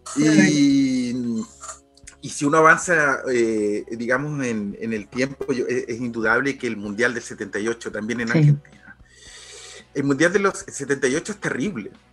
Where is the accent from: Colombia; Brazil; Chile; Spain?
Chile; siendo chileno